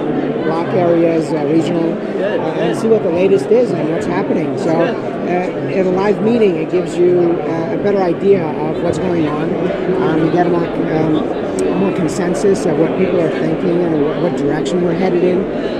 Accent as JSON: {"language": "English", "region": "New Jersey", "country": "United States", "said": "I'm from New Jersey."}